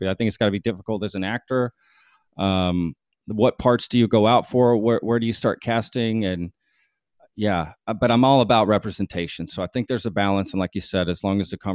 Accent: Texas, United States; I'm a Texan, and that's just how we are.

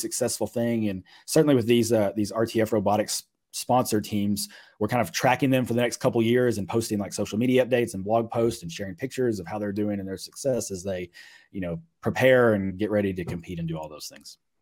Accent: Mayfield, Kentucky, United States; moved away; I was born there, grew up there

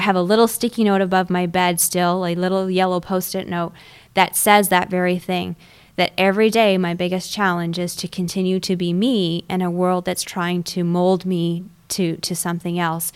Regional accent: Canada; also born or lived in Toronto; So I am Canadian, I was born in a city called Toronto

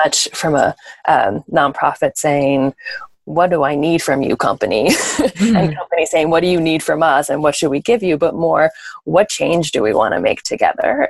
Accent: New York, United States; born and bred in New York

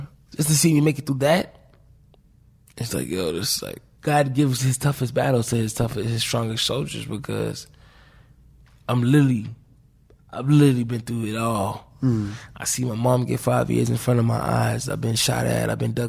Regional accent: Florida, United States; Like, I grew up in Florida where we got little lakes behind our house, but not no main big ocean.

